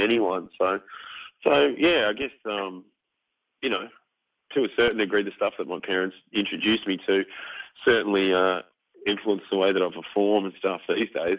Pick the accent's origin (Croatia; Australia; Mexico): Australia; Melbourne, Victoria; growing up in Melbourne